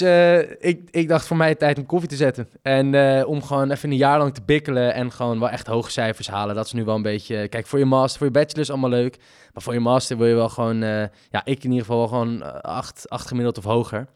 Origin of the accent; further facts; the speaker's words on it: Amsterdam, North Holland, Netherlands; moved away as an adult; now in Groningen, Netherlands; ik ben nu opgegroeid in Amsterdam